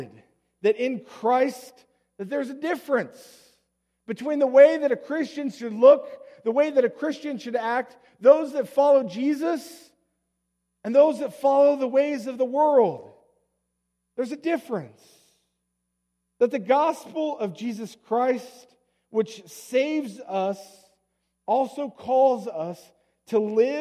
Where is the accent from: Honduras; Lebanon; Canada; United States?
United States; Colorado; moved away; I come from Colorado